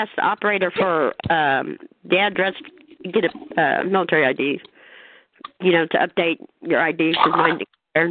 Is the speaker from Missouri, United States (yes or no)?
yes; Kansas City, Missouri, United States; also born or lived in California; Kansas City, Missouri, is where I'm from